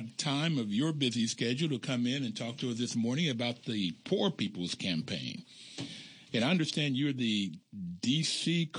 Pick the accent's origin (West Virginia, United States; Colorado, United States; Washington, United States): West Virginia, United States; Bluefield; I grew up in Bluefield, West Virginia, and I grew up on a mountaintop, and we were black and white. We were all poor.